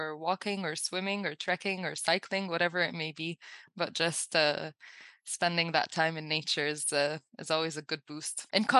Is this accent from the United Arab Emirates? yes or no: yes; Abu Dhabi, United Arab Emirates; now in Dubai, United Arab Emirates; So I grew up in Abu Dhabi in the UAE, and I now live in Dubai, so a different city.